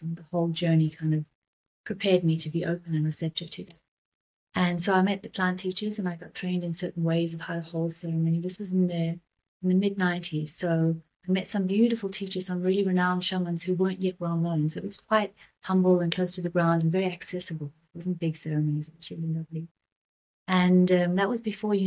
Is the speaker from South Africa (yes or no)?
yes; South Africa; moved away as an adult; also born or lived in Byron Shire, Australia; I'm South African originally, and I've just come back from living 7 years in Australia